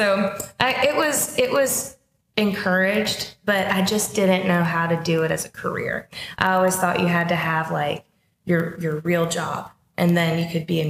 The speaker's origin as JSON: {"language": "English", "town": "Mount Airy", "region": "North Carolina", "country": "United States", "tie": "born or raised there", "moved": "yes", "lives_now": "Nashville, United States", "said": "So I grew up in North Carolina in a really small town called Mount Airy, and it's Mayberry."}